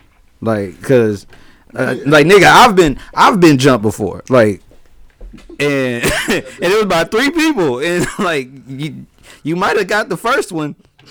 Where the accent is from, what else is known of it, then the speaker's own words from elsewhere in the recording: Harvey, Illinois, United States; moved away; also born or lived in Peoria, Illinois; I am. I'm from Harvey.